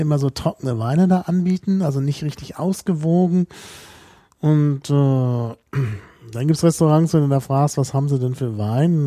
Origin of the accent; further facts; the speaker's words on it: North Rhine-Westphalia, Germany; moved away; Also in der Gegend, wo ich aufgewachsen bin